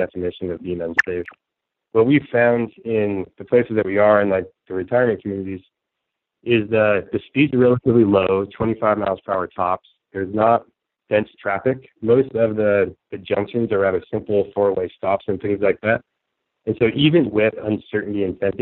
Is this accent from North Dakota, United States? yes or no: no; San Francisco, California, United States; my hometown, San Francisco